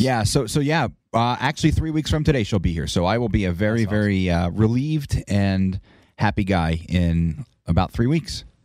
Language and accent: English; Northeast, United States; now in Las Vegas, United States; I grew up in the Northeast